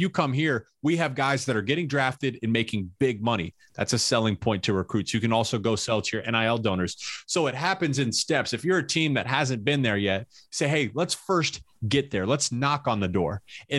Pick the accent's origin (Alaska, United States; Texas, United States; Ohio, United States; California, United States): Ohio, United States; Columbus; I grew up in Columbus and I grew up watching Ohio State